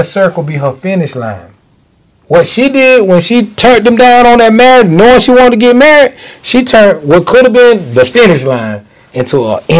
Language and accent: English; Macon, Georgia, United States; I'm from Macon. Born and raised.